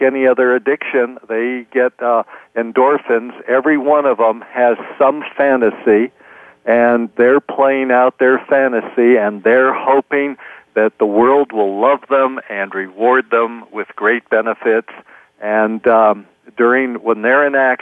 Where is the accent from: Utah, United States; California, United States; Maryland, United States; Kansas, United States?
California, United States; Oakland; I grew up in Oakland, California.